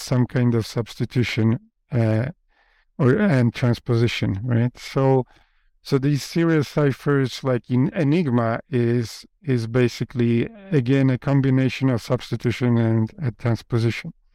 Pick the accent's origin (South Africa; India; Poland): Poland; first language Polish; English is a second language; moved away; English is not my first language. My first language is Polish.